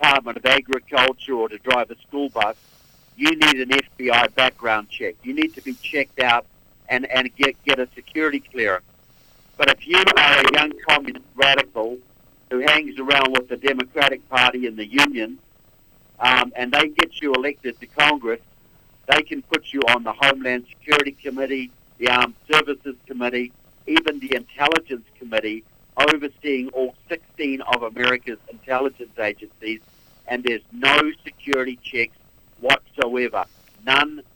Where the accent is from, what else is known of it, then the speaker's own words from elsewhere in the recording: New Zealand; moved away as an adult; now in United States; I'm from New Zealand.